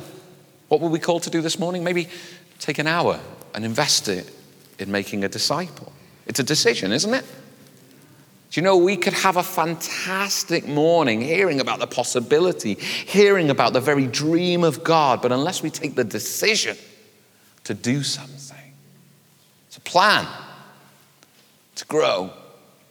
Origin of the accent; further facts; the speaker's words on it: United Kingdom; we're British